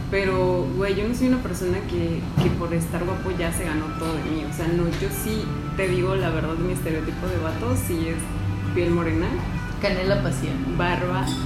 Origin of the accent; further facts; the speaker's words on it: Mexico; Color así, pues güey, somos mexicanos, güey.